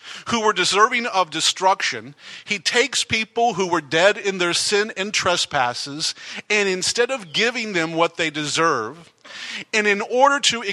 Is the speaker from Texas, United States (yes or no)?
yes; Texas, United States; moved away; growing up in Texas for the first many years of my life